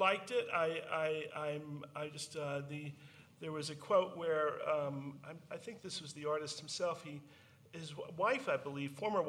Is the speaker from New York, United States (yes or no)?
yes; New York City, New York, United States; it was being a New Yorker and being old enough to remember that kind of communal situation